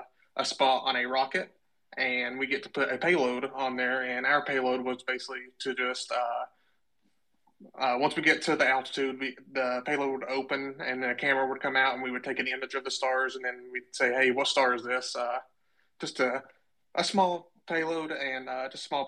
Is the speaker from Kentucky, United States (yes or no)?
yes; Kentucky, United States; moved away as an adult; now in Arkansas, United States; originally I'm from Kentucky, but I moved to Arkansas for a job after college